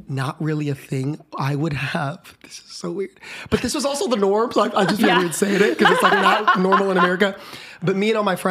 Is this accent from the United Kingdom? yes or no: no; Philippines; now in Austin, United States; Elementary school, I grew up in the Philippines